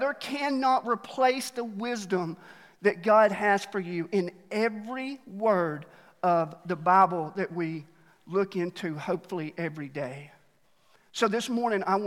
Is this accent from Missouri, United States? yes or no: no; Alabama, United States; now in Mt. Juliet, United States; I was born there, and they just taught me how to cheer for national championships. That's all they did in school